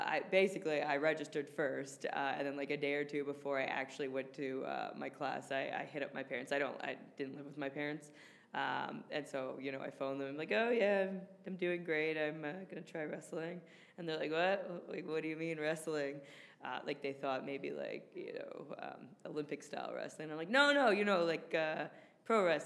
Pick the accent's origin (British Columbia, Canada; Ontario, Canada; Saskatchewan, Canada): Ontario, Canada; Toronto; in my hometown, where my mom and dad can watch live. In the six